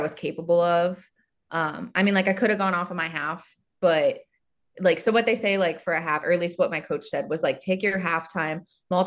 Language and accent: English; Ohio, United States; I'm from Ohio. So it was like 4 hours for me because it was the other end of Ohio